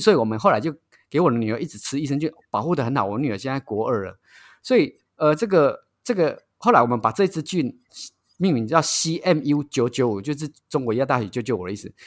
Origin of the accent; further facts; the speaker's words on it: Taiwan; 我们台湾人